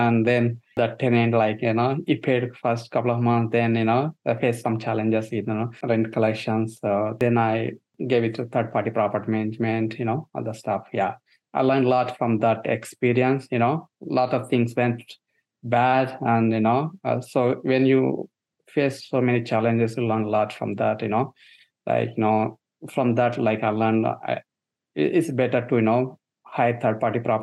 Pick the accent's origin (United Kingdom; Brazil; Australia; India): India; moved away as an adult; now in United States; So I'm born and brought up in India, and I studied in India and worked a couple of years there in IT field and came to US around 2007.